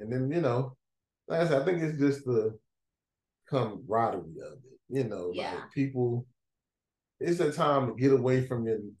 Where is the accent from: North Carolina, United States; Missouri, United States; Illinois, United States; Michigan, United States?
North Carolina, United States; Greensboro; I grew up in Greensboro